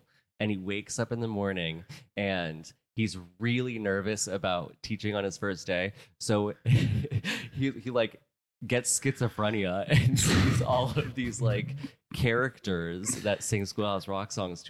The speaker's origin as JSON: {"language": "English", "town": "Celebration", "region": "Florida", "country": "United States", "tie": "born or raised there", "said": "I grew up in Celebration, Florida."}